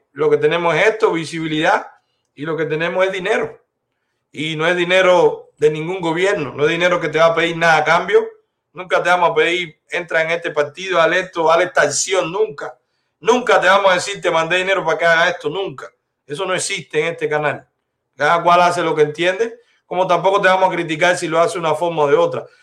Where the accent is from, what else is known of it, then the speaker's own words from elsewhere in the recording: Cuba; moved away; somos cubanos libres